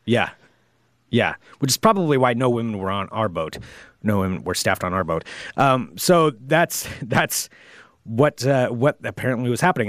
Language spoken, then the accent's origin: English; Oregon, United States; we're from Oregon